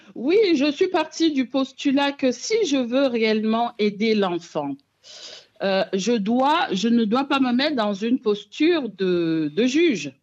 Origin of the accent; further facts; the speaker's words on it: Cameroon; moved away; also born or lived in France; particulièrement au Cameroun, qui est donc mon pays d'origine